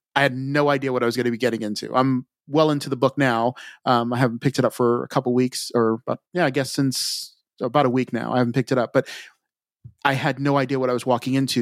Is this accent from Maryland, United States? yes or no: yes; Montgomery County, Maryland, United States; also born or lived in Frederick County, Maryland; I grew up in Montgomery County, which is a little south of where I'm at now